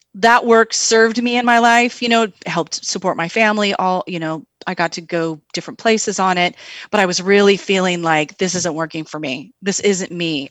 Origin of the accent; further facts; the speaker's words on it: Tri-Cities, Eastern Washington State, United States; moved away; also born or lived in Seattle; I grew up in the Tri-Cities, Eastern Washington State